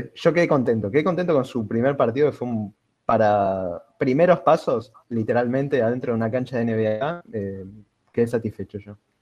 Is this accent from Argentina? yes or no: yes; Argentina; nosotros como argentinos